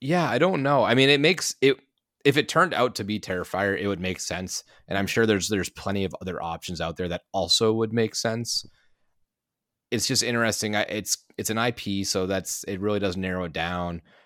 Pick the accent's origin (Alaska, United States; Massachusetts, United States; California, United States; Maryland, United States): Massachusetts, United States; moved away; my home state of Massachusetts